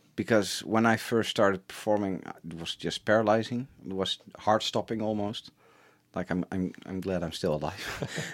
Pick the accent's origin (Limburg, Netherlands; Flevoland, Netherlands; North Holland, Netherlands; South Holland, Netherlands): North Holland, Netherlands; Schagen; I grew up in, in a, a very small town